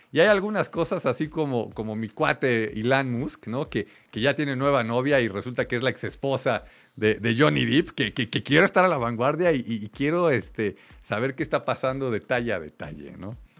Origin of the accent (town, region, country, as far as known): Mexico